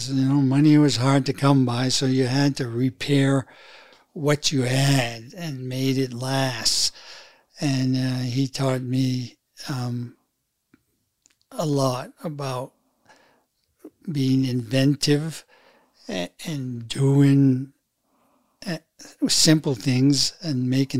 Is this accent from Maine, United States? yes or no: yes; Fort Kent, Maine, United States; also born or lived in Hartford, Connecticut; we moved into a town called Fort Kent, which is a community town of about 5,000. And there is where I grew up